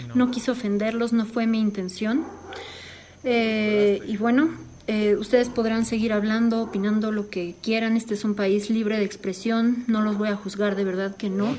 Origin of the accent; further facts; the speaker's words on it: Mexico; soy mexicana